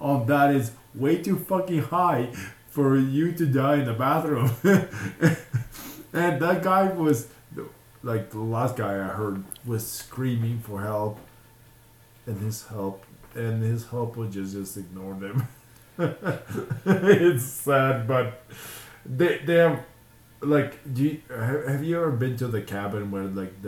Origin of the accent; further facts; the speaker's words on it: Zhytomyr, Zhytomyr Oblast, Ukraine; now in Utah, United States; My hometown is okay. Zhytomyr.